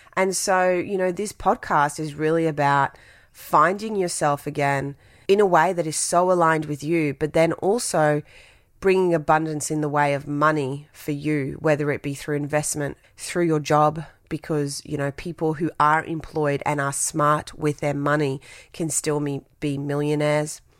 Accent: Brisbane, Queensland, Australia; English is a second language; also born or lived in Tahiti; I grew up in Brisbane

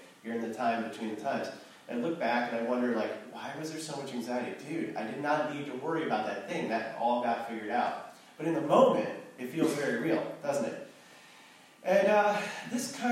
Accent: Ohio, United States; now in Santa Monica, United States; I'm originally from Ohio

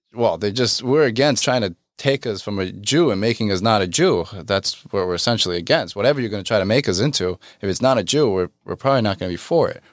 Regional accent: New York, United States; I'm not from Texas, I'm from New York

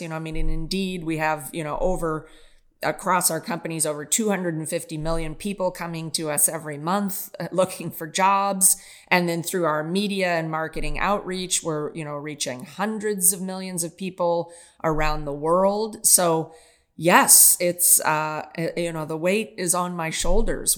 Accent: Kansas City, United States; moved away; also born or lived in Japan; born and raised in Kansas City

